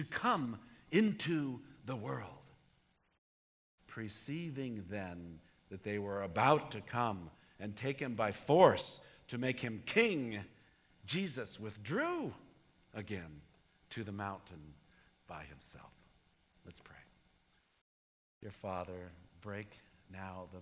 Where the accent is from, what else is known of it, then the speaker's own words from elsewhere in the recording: United States; I'm an American